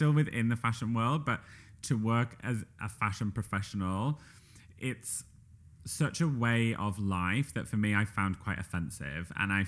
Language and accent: English; Yorkshire and the Humber, United Kingdom; accent: Yorkshire; I think it depends where you're from, but I, in my own accent, say Yorkshire.